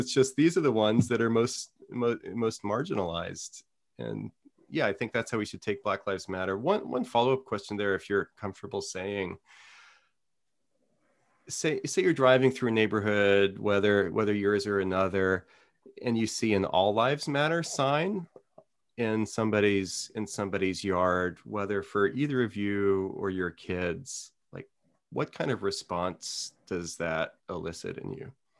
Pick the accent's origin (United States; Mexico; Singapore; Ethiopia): United States; New Orleans, Louisiana; I grew up in New Orleans, and like I've migrated.